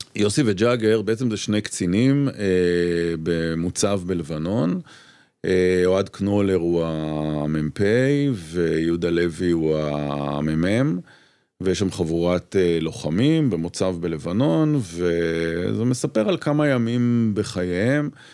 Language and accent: Hebrew; Petah Tikva, Central District, Israel; moved away as an adult; also born or lived in Tel Aviv; גדלתי בפתח תקווה, uh, שיכון כזה, רכבת